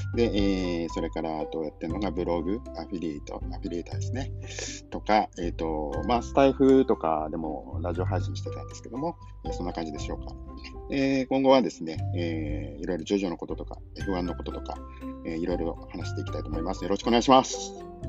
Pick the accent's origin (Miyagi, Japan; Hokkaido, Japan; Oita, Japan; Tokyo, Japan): Tokyo, Japan; 東京生まれ、東京育ち